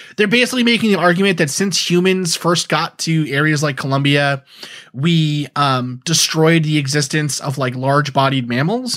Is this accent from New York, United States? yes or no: yes; New York, United States; now in New England, United States; growing up in New York